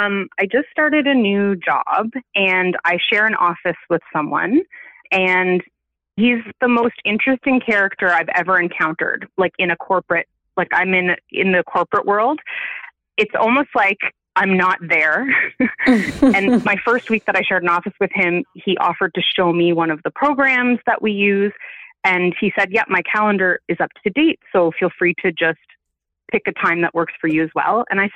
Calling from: Ontario, Canada; I'm in Ontario, Canada.

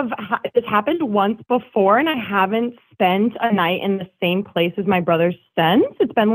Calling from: Washington, United States; I'm calling from Washington.

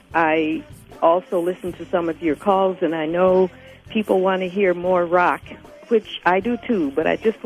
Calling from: Chicago, Illinois, United States; I'm calling from Chicago

